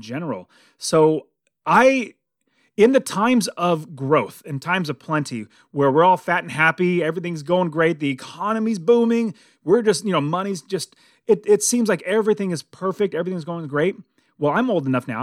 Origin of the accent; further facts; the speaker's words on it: United States; as American